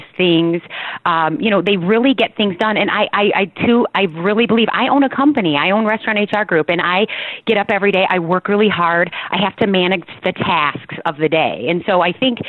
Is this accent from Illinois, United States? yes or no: yes; Rockford, Illinois, United States; also born or lived in Chicago; I grew up in Rockford, Illinois, and I started, my very first job was at Dairy Queen when I was 15 years old